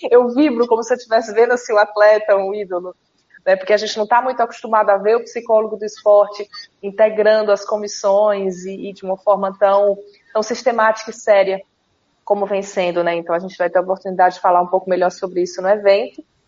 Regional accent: Fortaleza, Ceará, Brazil; sou de Fortaleza

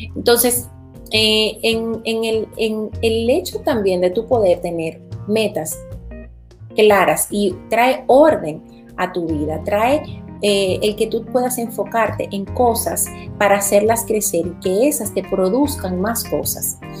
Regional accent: Dominican Republic; now in Florida, United States; Yo vivo en los Estados Unidos, en Florida, pero soy originaria de República Dominicana.

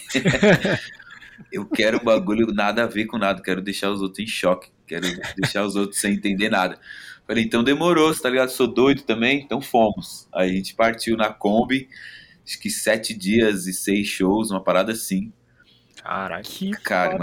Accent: São Paulo, Brazil; eu sou da Vila Maria

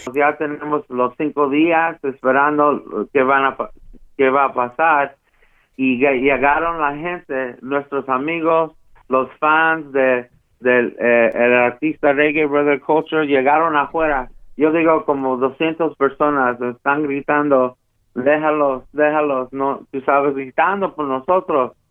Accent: United States; yo soy de Estados Unidos

